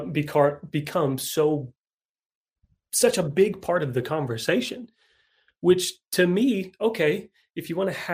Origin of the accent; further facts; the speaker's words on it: Kentucky, United States; I'm from Kentucky